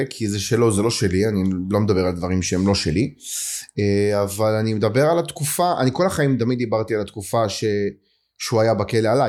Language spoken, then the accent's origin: Hebrew; Ashdod, Southern District, Israel; באשדוד, באזור ב'. אבל אמ, הסתובבתי כאילו ילד של הרבה אזורים.